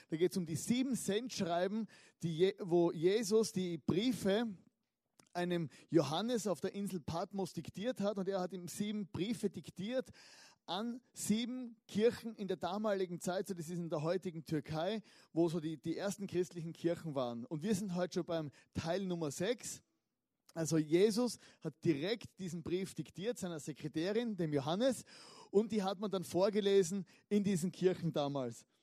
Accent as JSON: {"language": "German", "region": "Styria", "country": "Austria", "said": "Oder ich komme aus der Südsteiermark, ist auch ein berühmtes Weinanbaugebiet."}